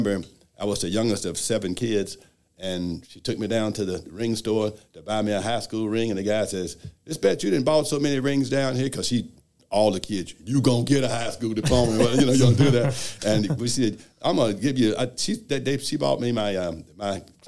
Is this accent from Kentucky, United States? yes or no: yes; Louisville, Kentucky, United States; I was born and raised in Louisville